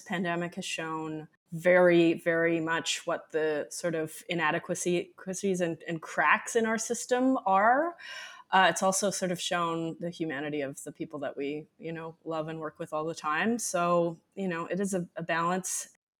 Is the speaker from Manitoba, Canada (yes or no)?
yes; Winnipeg, Manitoba, Canada; now in Toronto, Canada; I'm originally from Winnipeg.